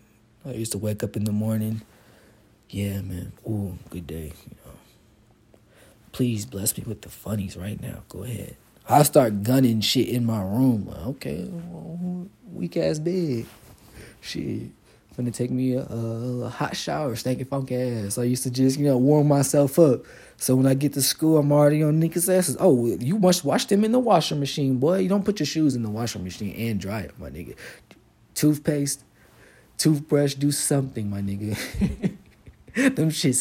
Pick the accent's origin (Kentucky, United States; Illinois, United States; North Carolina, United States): Kentucky, United States; Fort Knox; moved away as an adult; I'm from Kentucky. I'm from the South. I grew up on Fort Knox.